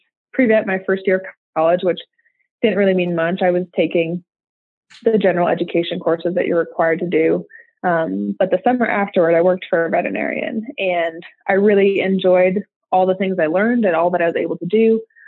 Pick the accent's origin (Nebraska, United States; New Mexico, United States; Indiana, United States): Nebraska, United States; moved away as an adult; now in Texas, United States; So I'm originally from a small town in eastern Nebraska. And so I grew up there. I'm a Texan transplant. I didn't move here till about a year ago. But I grew up, in a small rural community.